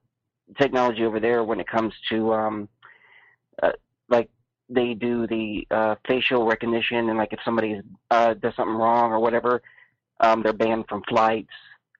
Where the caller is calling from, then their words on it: Florida, United States; from Florida.